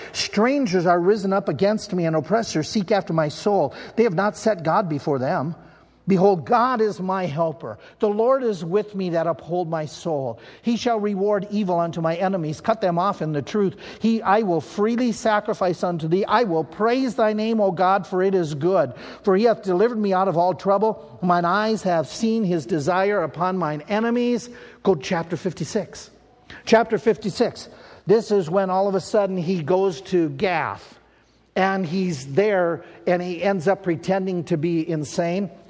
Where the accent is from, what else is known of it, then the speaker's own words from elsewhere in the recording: United States; I'm an American.